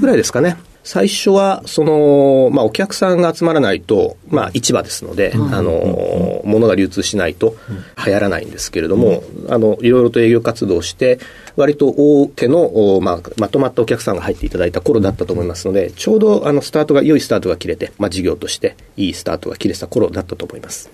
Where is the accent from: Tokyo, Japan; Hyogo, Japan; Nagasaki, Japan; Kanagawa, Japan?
Tokyo, Japan; Machida; also born or lived in Setagaya, Tokyo; 生まれがですね、東京の世田谷ですけれども、まあ、4歳の時に引っ越しをして、同じく東京の町田市で育